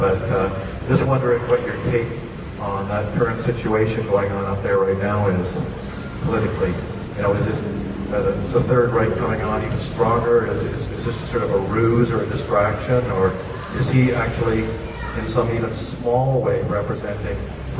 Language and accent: English; Canada; I'm Canadian